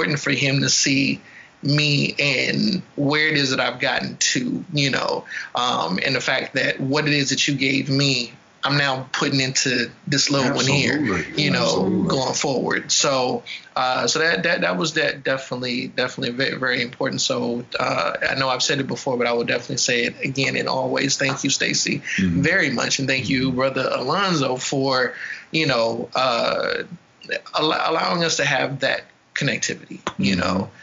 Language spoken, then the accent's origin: English; Oakland, California, United States; also born or lived in Baton Rouge, Louisiana; I was born in Baton Rouge, grew up in California